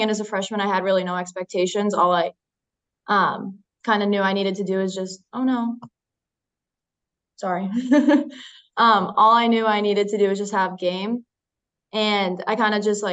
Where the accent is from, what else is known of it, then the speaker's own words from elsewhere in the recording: Duxbury, Massachusetts, United States; also born or lived in Marshfield, Massachusetts; I am from Duxbury, Massachusetts.